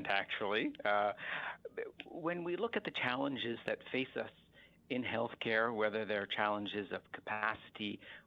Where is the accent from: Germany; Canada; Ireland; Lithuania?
Canada; a young child growing up in Canada